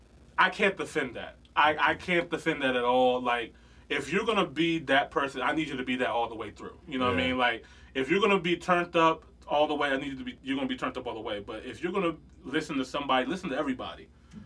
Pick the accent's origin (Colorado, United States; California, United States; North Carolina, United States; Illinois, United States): Illinois, United States; Chicago; but I'm from Chicago, and, you know, and guns are this way and stuff like that.